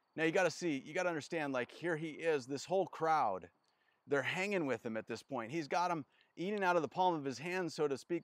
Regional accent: North Idaho, United States; I grew up in North Idaho

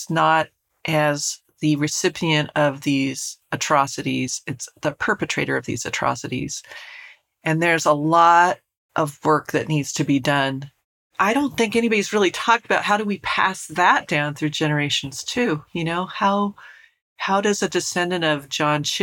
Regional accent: Colorado, United States; where I grew up in Colorado.

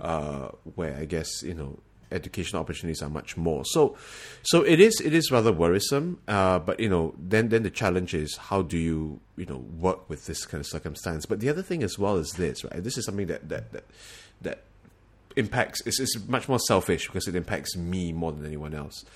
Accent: Singapore; moved away as an adult; now in United States; we are from Singapore

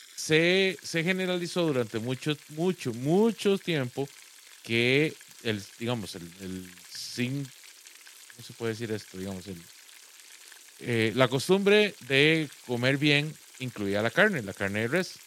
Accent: Guápiles, Limón, Costa Rica; moved away; yo soy de Guapiles y en Guapiles una parte muy importante del entretenimiento general, al menos cuando yo, cuando yo crecí

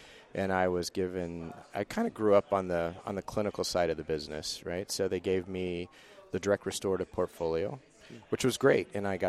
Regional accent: Ventura County, Southern California, United States; moved away as an adult; now in Buffalo, United States; I grew up in Ventura County. I was a beach guy

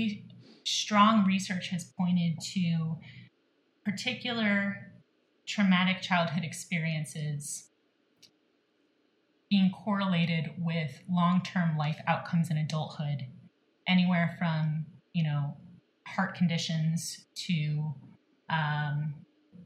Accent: St. Louis, Missouri, United States; I'm born and bred in St. Louis, so that's a big piece of my heart

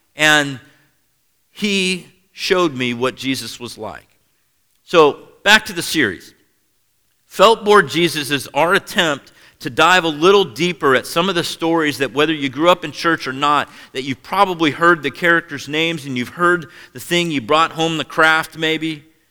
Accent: Seattle, Washington, United States; moved away; I grew up in Seattle, Washington

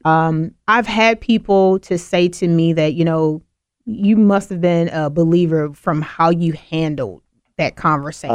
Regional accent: the South, United States; I'm from the South

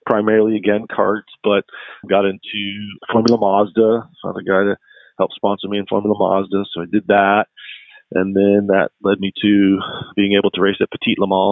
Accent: St. Louis, Missouri, United States; I grew up in the Midwest from St. Louis originally

